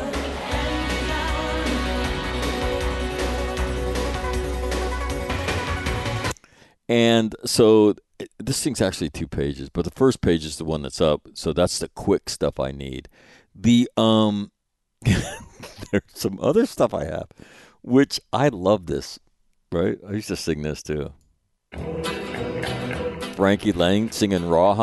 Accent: California, United States; I'm from California, a native of the Golden State

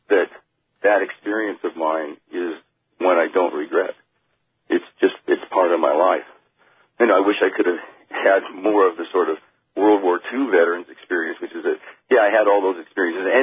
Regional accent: Oregon, United States; I was born in Oregon

